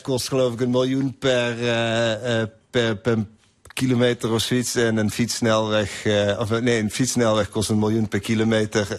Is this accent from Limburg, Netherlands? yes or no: yes; Limburg, Netherlands; moved away; Ik ben zelf ook uit Limburg, kom uit Zwijkhuizen